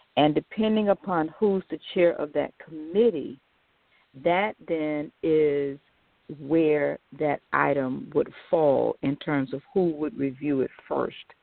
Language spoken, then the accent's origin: English; United States; We, as American blacks